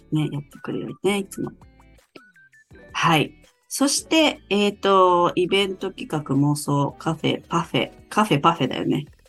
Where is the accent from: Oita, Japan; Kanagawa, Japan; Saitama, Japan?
Saitama, Japan; moved away as an adult; now in Sapporo, Japan; 私の地元は埼玉で、うん、こっちに嫁に来たんだけど